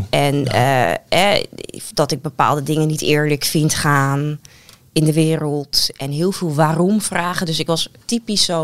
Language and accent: Dutch; Netherlands; En dan merk je gewoon wel echt van, ja, ik kom uit Nederland. Ik heb nu eenmaal bepaalde dingen meegekregen.